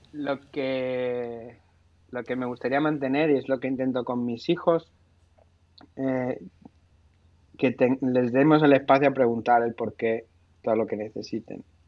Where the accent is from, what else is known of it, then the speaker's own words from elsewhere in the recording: Seville, Andalusia, Spain; Y yo que he, crecido en el, en el, sur, entre diferentes sitios, pero he crecido en Sevilla y me siento bastante sevillana eh, y andaluz